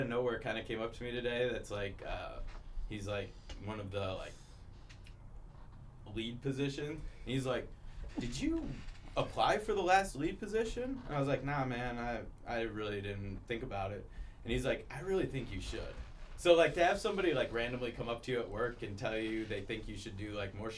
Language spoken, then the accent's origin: English; Illinois, United States; moved away; I grew up in Illinois